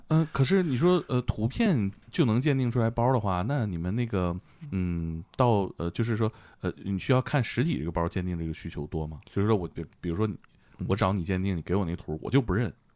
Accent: Tieling / Shenyang, Liaoning, China; moved away; 咱俩其实老家还挺近嗯，也挺近。对，铁岭的嗯，沈阳的

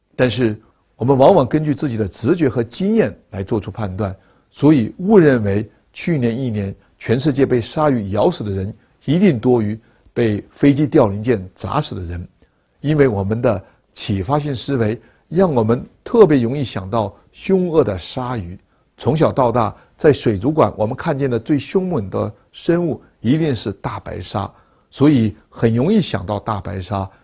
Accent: China; 我们中国人对自己民族文化的认识

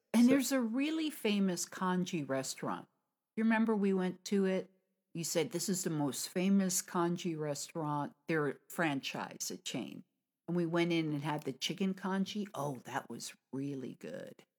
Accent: United States; from America

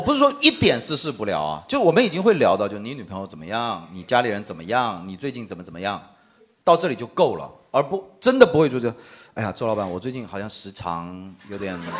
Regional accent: China; 我们中国人

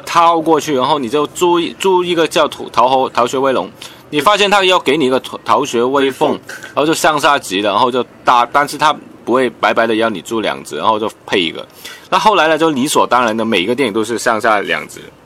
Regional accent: Hong Kong; Chinese is a second language; 我系来自香港嘅导演

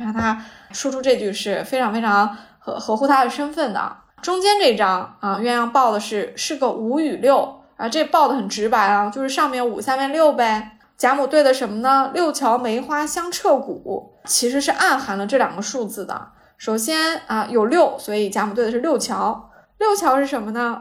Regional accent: Jiangsu, China; now in Shanghai, China; 我是江苏人啊，我们苏北的麻将和啊，我现在生活的上海的麻将的规则也不一样

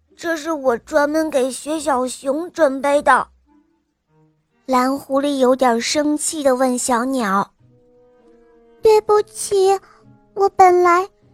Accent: Jiangsu, China; 我来自江苏

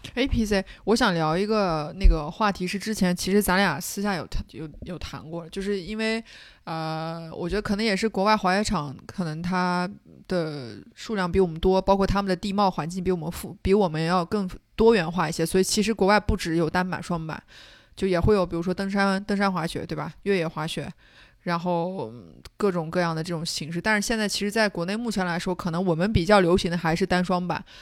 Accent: Xinjiang, China; 我作为一个新疆人

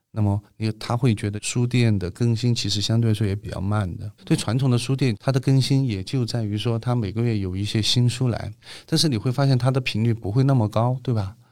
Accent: Chongqing, China; 我们是我们爷爷辈到的那个重庆，然后从我们这一辈就基本上在重庆扎根生长长大的

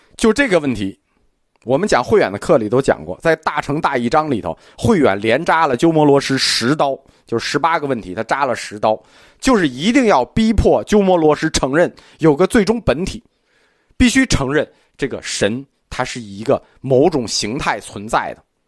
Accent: China; 我们中国人的信仰习惯

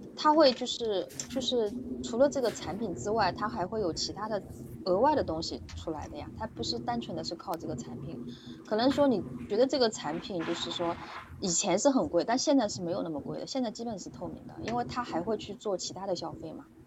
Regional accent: Suzhou, Jiangsu, China; 我是，我是那个苏州的

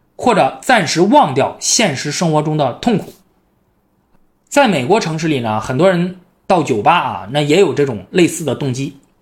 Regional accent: northern China, China; 我是北方人

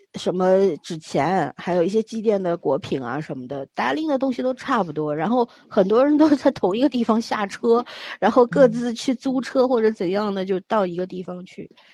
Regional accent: Beijing, China; 那时候在北京，小时候在北京生活嘛

